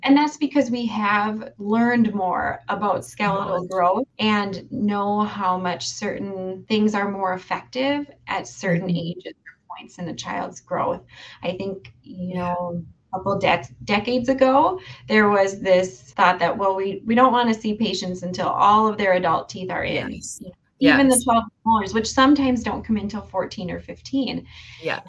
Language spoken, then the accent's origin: English; Duluth, Minnesota, United States; grew up here in Duluth and um, never ventured too far away, really